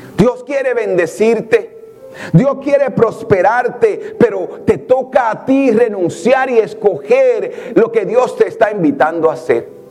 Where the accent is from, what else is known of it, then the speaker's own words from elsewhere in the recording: Santa Bárbara de Samaná, Samaná, Dominican Republic; now in New York, United States; yo crecí en un barrio en Samaná